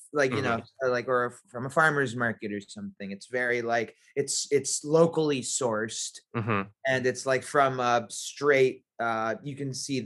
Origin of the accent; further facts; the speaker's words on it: New York City, New York, United States; also born or lived in Manhattan; I grew up in Firestone's, Queens